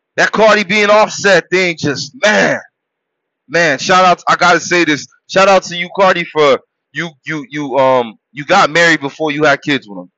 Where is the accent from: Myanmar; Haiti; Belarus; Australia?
Haiti; I was born in Haiti